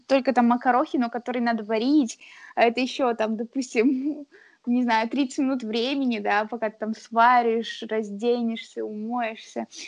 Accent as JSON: {"language": "Russian", "town": "Yekaterinburg", "region": "Sverdlovsk Oblast", "country": "Russia", "moved": "yes", "lives_now": "Saint Petersburg, Russia", "said": "я из Екатеринбурга"}